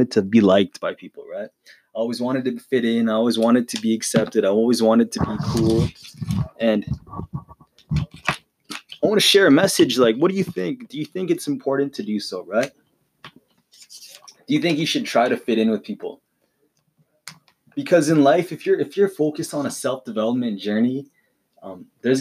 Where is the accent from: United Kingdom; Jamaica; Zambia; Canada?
Canada; Calgary, Alberta; moving from the city that I was born in, right? If you don't know where I'm from Calgary, Alberta, Canada.